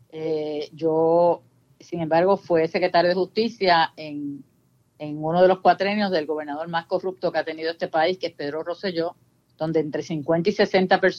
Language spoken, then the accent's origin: Spanish; Puerto Rico; nosotros tenemos ciudadanía puerto, norteamericana, pero queremos ser puertorriqueños y seguir siendo siempre puertorriqueños